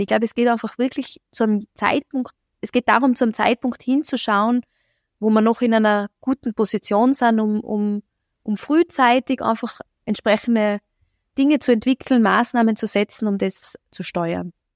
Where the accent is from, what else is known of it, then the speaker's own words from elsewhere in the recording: Innsbruck, Tyrol, Austria; ich selber habe in Innsbruck studiert, ich bin hier in Innsbruck zur Schule gegangen, komme ursprünglich woanders her